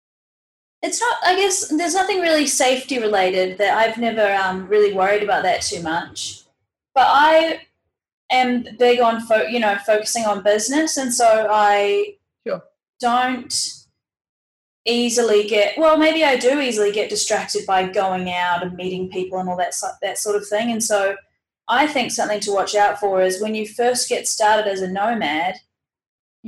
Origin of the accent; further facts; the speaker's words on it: New Zealand; I'm from New Zealand